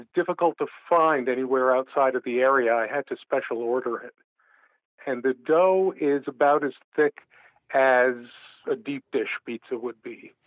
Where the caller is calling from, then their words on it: Albany, New York, United States; I'm calling from Albany, New York.